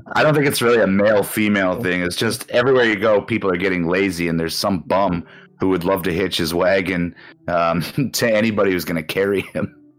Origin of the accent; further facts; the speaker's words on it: Canada; moved away as an adult; also born or lived in Osaka, Japan; now in Japan; my hometown in Canada